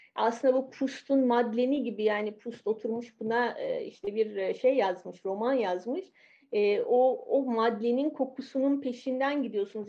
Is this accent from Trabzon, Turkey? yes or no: no; Istanbul, Turkey; moved away as an adult; now in Paris, France; İstanbul'da doğdum, büyüdüm.